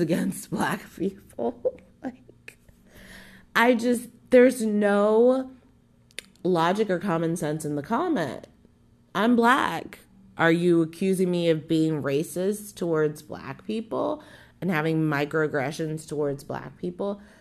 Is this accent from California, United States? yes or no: yes; Southern California, United States; I'm from Southern fucking California